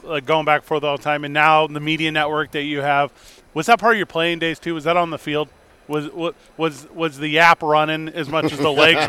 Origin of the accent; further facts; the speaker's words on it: St. Louis, Missouri, United States; I'm from St. Louis